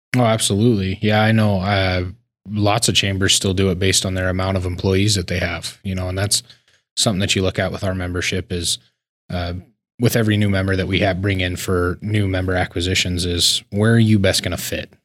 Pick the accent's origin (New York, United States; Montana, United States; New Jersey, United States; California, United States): Montana, United States; Laurel; also born or lived in Billings, Montana; I was born and raised in Laurel, but we're a suburb of Billings